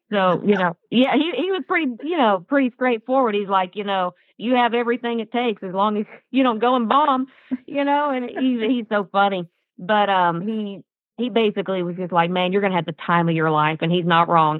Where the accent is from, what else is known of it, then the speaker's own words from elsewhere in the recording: Atoka, Oklahoma, United States; I grew up in Atoka, Oklahoma